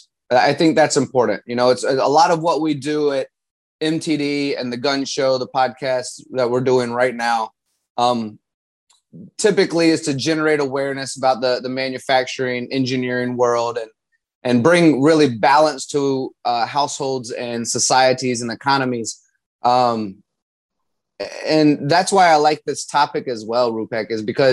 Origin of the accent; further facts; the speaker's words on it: Virginia, United States; I grew up in Virginia